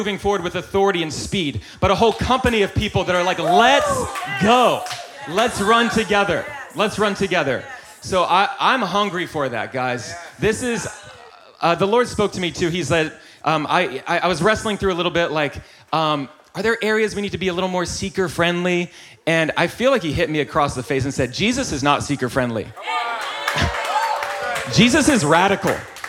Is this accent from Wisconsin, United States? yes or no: no; North Carolina, United States; I grew up in North Carolina